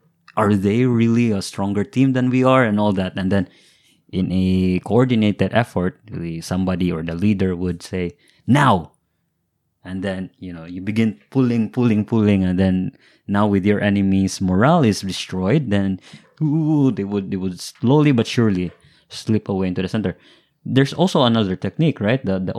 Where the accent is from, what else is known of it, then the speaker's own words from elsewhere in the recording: Shanghai, China; English is a second language; I'm from Shanghai. I've never seen that.